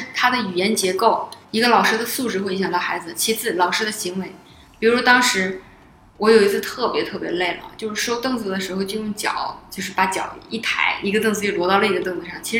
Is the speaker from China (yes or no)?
yes; Northeast China, China; 我是我本来是个东北人嘛， … 在遇到受到惊恐的情况下，还是会冒出东北话